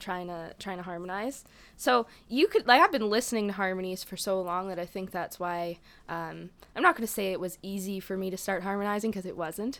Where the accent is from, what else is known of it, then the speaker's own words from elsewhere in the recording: Lakefield, Ontario, Canada; born and raised in Peterborough, um, outside of Peterborough, actually, Lakefield